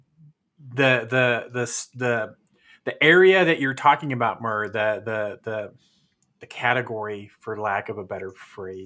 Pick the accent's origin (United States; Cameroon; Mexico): United States; California; we grew up in California